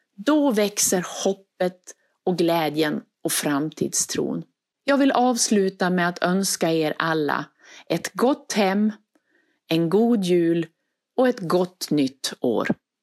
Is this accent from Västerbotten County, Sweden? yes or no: yes; Västerbotten County, Sweden; now in Skåne, Sweden; Och ni hör ju på min dialekt, jag är inte uppvuxen i Skåne. Och för mig så tog det tid att ta in traditioner och känna att det här är mitt hem nu. Ibland när någon frågade om var jag skulle fira jul, då sa jag hemma. Och så menade jag i Västerbotten. Jag kunde sakna traditioner som vi hade då jag växte upp